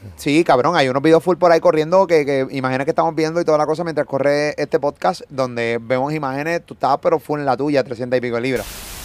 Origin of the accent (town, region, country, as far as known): Puerto Rico